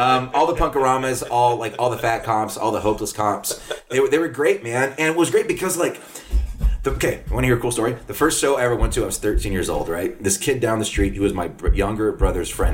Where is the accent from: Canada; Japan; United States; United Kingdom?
United States; Corpus Christi, Texas; now in Chicago, United States; when I was a kid, growing up in South Texas